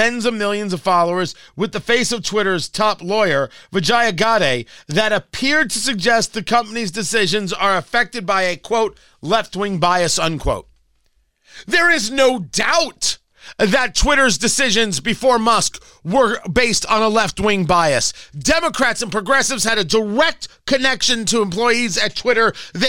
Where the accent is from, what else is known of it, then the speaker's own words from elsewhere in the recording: China; English is a second language; maybe because I am from China, I deeply understand how censorship can destroy the public conversation.